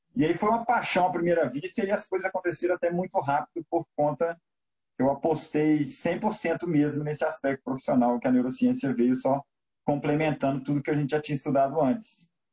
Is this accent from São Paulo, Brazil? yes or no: no; Belo Horizonte, Minas Gerais, Brazil; Eu sou mineiro, sou de Belo Horizonte